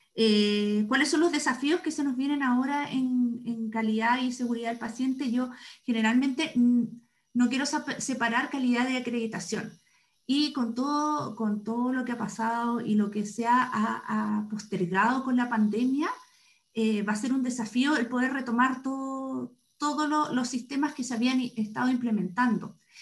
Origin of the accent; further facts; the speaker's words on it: Santiago, Santiago Metropolitan Region, Chile; also born or lived in Viña del Mar; Yo soy santiaguina, estudié en la Universidad de Chile